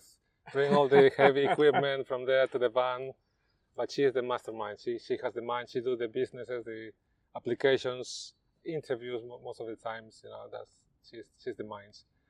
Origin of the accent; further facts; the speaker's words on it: Peru; English is a second language; moved away as an adult; now in London, United Kingdom; We're British, Peruvian. So yes, the dream came to open the stall, the Peruvian food here in England, and we did it.